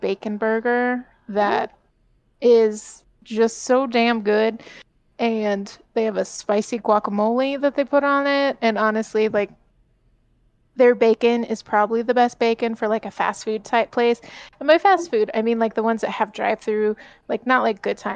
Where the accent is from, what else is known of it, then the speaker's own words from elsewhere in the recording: California, United States; moved away; growing up in California, there was this Mexican restaurant by our house called Ortega's